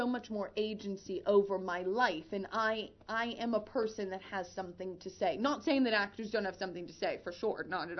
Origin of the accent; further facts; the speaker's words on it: Butler, Pennsylvania, United States; moved away as an adult; also born or lived in Pittsburgh, Pennsylvania; now in London, United Kingdom; I grew up in Pittsburgh, coming here from Butler.